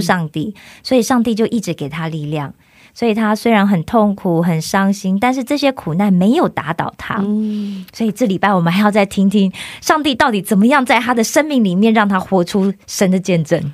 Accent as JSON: {"language": "Chinese", "country": "Taiwan", "said": "因为台湾大部分就是，如果你在家里一定是妈妈做，然后其实我记得啦，就是我们会有一个观念，就是男生尽量不要下厨房。"}